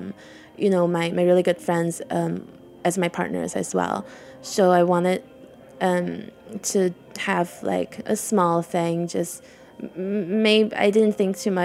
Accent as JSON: {"language": "English", "town": "Tangshan", "region": "Hebei", "country": "China", "tie": "born or raised there", "moved": "yes", "lives_now": "New York, United States", "said": "I grew up in Tangshan, which is about 2 hours from Beijing, so I'm from the north."}